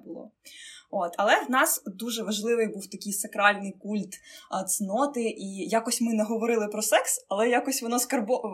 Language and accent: Ukrainian; Mykolaiv, Mykolaiv Oblast, Ukraine; Я вірменка за національністю. От і, хоча я там народилася, вижила в Миколаєві